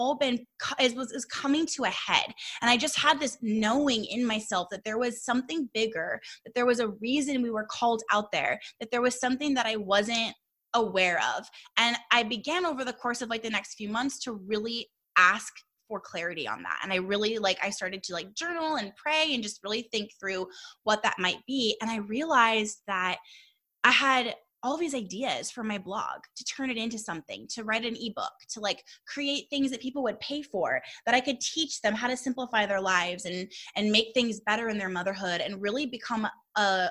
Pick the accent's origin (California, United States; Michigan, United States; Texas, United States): California, United States; Southern; also born or lived in Arkansas; We're from Southern California. We're born and raised here. We love it here